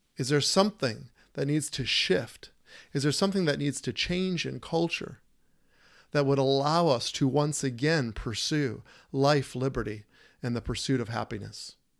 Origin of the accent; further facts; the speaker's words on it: United States; I'm an American boy and, and born and raised